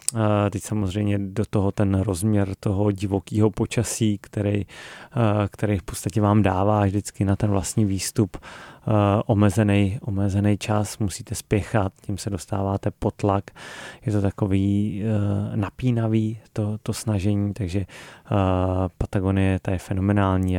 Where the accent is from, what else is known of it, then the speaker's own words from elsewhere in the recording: Krkonoše, Hradec Králové Region, Czechia; Já jsem z Krkonož